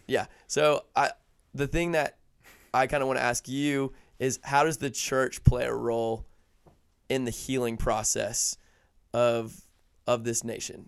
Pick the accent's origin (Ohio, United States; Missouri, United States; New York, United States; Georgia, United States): Georgia, United States; Atlanta; I live in the suburbs because I'm from Atlanta.